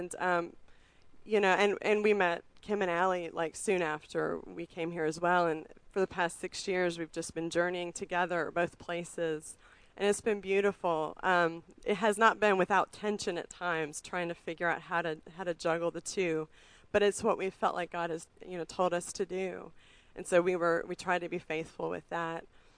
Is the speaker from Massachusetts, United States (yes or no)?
no; Richmond, Virginia, United States; I mean, we moved here to Richmond 6.5 years ago. I mean, I grew up in Richmond, but moved away for a long time.